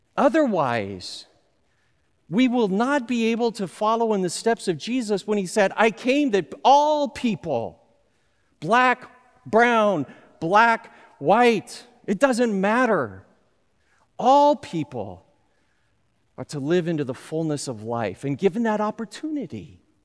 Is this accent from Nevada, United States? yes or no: no; Southern California, United States; I grew up in Southern California.